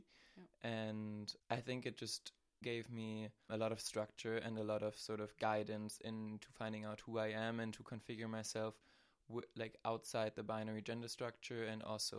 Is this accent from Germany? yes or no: yes; Berlin, Germany; moved away as an adult; now in Maastricht, Netherlands; I am 22 years old. I am from Berlin, from Germany, and now I've been studying in Maastricht for the last 3 years. And yeah, I'm non-binary.